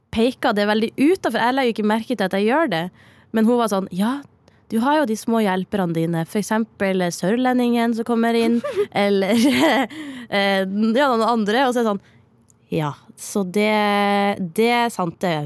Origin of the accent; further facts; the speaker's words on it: Northern Norway, Norway; accent: Northern Norwegian; moved away; jeg er nordlending